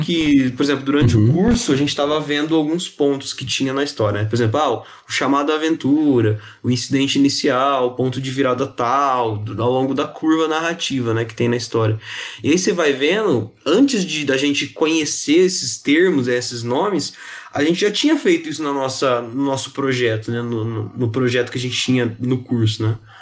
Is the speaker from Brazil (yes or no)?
yes; Ribeirão Preto, São Paulo, Brazil; Eu sou de Ribeirão Preto, interior de São Paulo